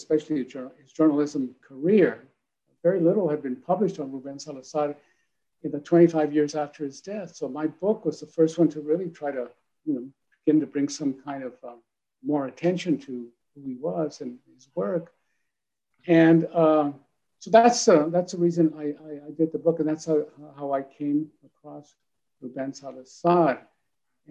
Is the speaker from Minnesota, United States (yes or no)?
no; El Paso, Texas, United States; I was born in El Paso along the border.